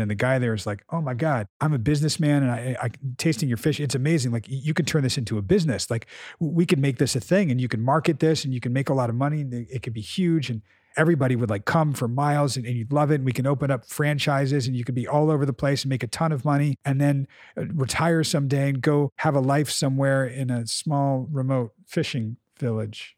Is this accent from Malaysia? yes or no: no; United States; when they asked where we were from, we felt safe enough and we said America